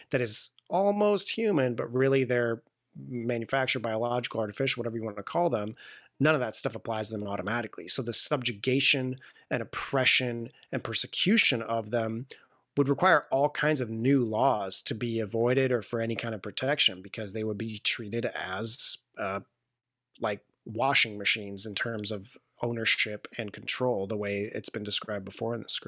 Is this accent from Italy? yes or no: yes; Italy; born there; I was born in Italy of an American parent.